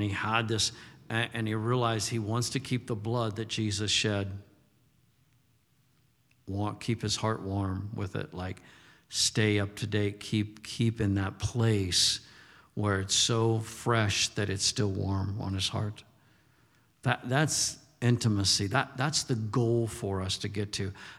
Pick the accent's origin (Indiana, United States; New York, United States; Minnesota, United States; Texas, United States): Texas, United States; I says, I'm from Texas, and it's not weird to hunt.